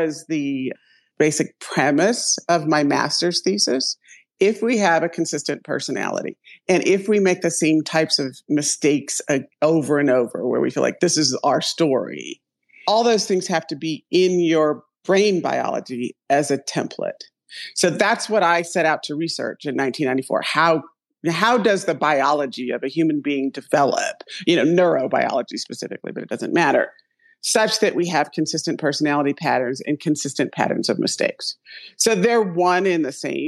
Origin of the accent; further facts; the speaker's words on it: Ohio, United States; I'm from Ohio